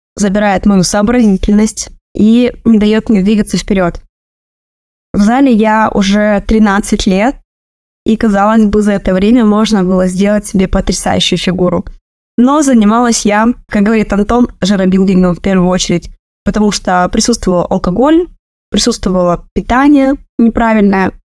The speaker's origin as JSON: {"language": "Russian", "region": "Republic of Karelia", "country": "Russia", "said": "Я из Карелии"}